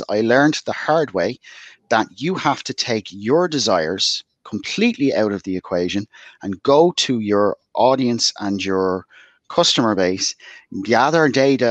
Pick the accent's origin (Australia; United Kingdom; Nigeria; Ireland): Ireland; Dublin, Leinster; moved away as an adult; now in West Cork, Ireland; But I'm originally from Dublin, in the inner city of Dublin.